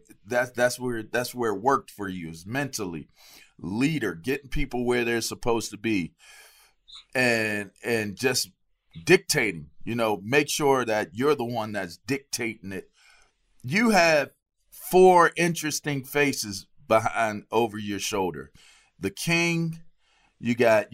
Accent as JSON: {"language": "English", "town": "Pittsburgh", "region": "Pennsylvania", "country": "United States", "tie": "born or raised there", "moved": "yes", "said": "I'm from Pittsburgh"}